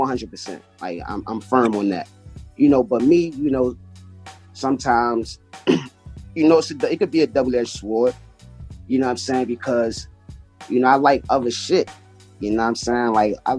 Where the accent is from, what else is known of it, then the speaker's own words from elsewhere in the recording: Washington, District of Columbia, United States; I'm from D.C. I'm from Washington, D.C. You know, born and raised